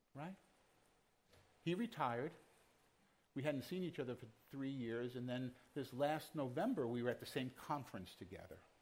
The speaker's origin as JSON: {"language": "English", "town": "New York City", "region": "New York", "country": "United States", "tie": "born or raised there", "moved": "yes", "said": "I was born in Brooklyn and I still carry some of that uh, DNA with me"}